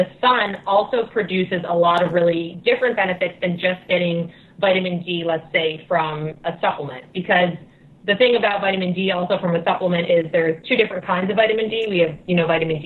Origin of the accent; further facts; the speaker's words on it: New Jersey, United States; moved away; also born or lived in Connecticut; I grew up in Jersey, so I put in my time with the dark, dreary weather and the gray skies.